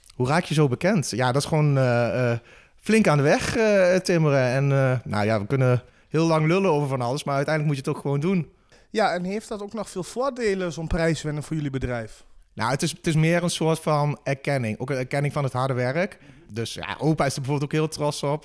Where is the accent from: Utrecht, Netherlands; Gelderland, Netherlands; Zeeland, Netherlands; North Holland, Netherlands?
Gelderland, Netherlands; Achterhoek; we als Achterhoekers